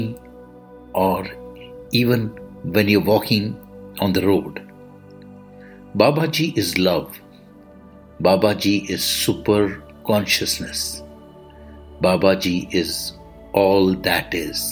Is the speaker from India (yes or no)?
yes; India; I am the Indian monk.